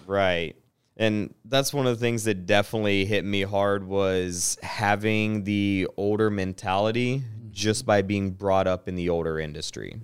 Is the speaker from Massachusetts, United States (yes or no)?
no; Chattanooga, Tennessee, United States; also born or lived in Piqua, Ohio; So, I'm from Ohio, uh, born and raised in Piqua, moved to Chattanooga, Tennessee, spent most of my life there up till middle school and then branched out into East Tennessee